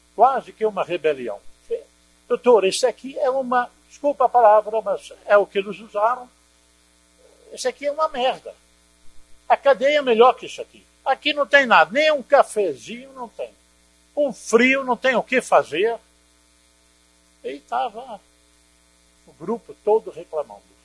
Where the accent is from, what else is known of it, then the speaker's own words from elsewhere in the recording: Netherlands; now in Brazil; eu sou holandês